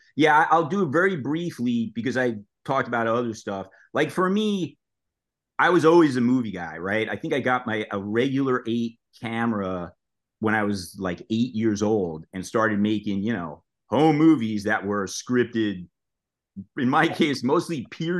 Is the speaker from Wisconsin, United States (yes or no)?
no; New York City, New York, United States; moved away as an adult; I grew up in Brooklyn, New York